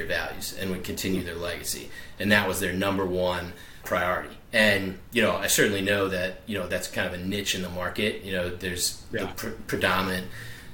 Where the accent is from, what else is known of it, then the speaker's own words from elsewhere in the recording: South Shore of Boston, Massachusetts, United States; now in Greeneville, Tennessee, United States; I'm originally from the South Shore of Boston. So I am definitely a Yankee